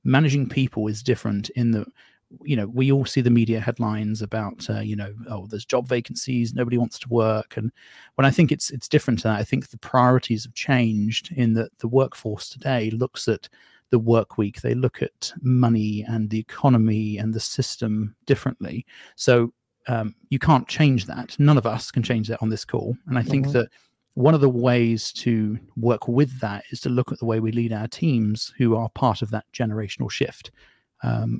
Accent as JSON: {"language": "English", "country": "United Kingdom", "tie": "born or raised there", "moved": "yes", "lives_now": "United States", "said": "you can tell I'm not from these parts. But I was raised in Britain"}